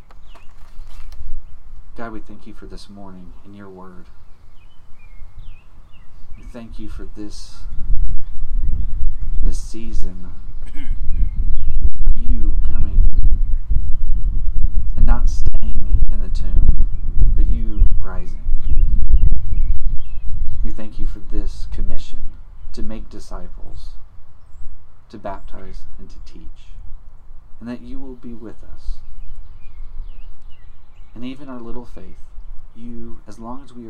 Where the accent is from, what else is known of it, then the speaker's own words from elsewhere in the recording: Alabama, United States; Alabama, you get tornadoes all the time